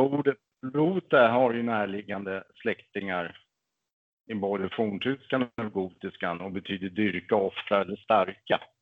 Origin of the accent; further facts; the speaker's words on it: Stockholm, Stockholm County, Sweden; also born or lived in Märsta; Född och uppväxt i Bagarmossen i södra Stockholm. Bor nu i Märsta